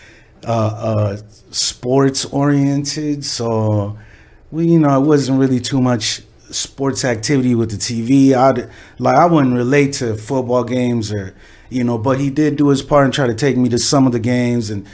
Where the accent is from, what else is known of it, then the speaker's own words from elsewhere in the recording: Los Angeles, California, United States; I grew up in the West Side. I grew up in West LA.